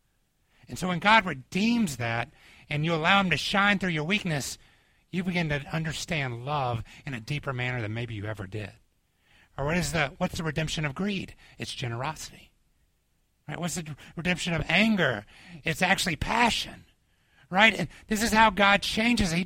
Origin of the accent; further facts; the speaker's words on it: Atlanta, Georgia, United States; moved away; when I was growing up in Atlanta